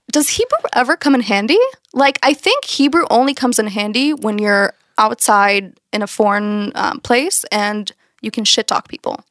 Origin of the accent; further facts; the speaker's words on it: Texas, United States; moved away as an adult; now in Tel Aviv, Israel; I'm from Texas